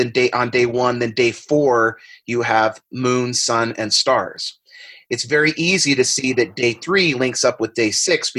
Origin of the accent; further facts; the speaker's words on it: San Diego, California, United States; I used to do this as a kid all of the time growing up in San Diego.